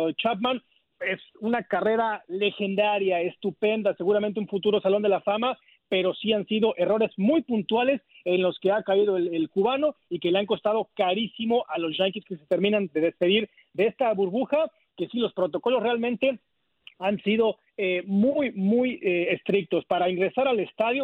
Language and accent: Spanish; Mexico; now in Arlington, United States; me, incluyo como mexicano